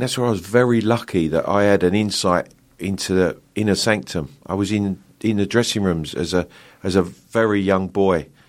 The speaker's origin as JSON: {"language": "English", "region": "London", "country": "United Kingdom", "tie": "born or raised there", "accent": "Cockney", "said": "I was born in the East End of London, a true Cockney, um, in London Hospital. Um, I grew up just on the outskirts of London"}